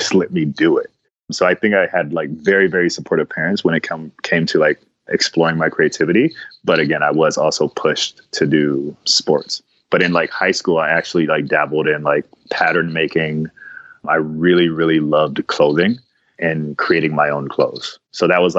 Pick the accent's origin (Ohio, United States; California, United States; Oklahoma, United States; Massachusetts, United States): Ohio, United States; Cleveland; now in San Diego, United States; I grew up in Cleveland, Ohio.